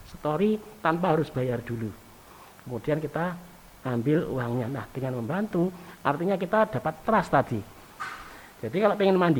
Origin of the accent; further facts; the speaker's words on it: Java, Indonesia; Coba saja kalau kita orang Jawa itu kan eh, kalau ketemu orang tua atau orang yang belum dikenal di jalan